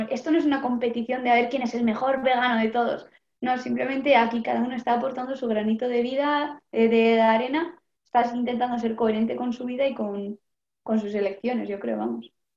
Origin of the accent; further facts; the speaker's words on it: Vitoria-Gasteiz, Basque Country, Spain; de Vitoria, de Álava